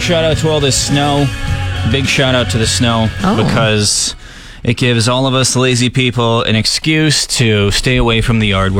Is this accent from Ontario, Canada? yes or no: no; Saskatchewan, Canada; We're from Saskatchewan, so we want to be like that agriculture expert. We want to be a farmer. It's in our roots.